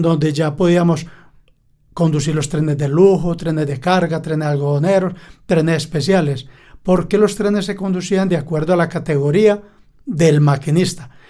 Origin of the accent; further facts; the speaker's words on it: Caracolí, Antioquia, Colombia; Yo nací en Caracolí y el amor por los trenes nace desde niño porque salía a vender a los trenes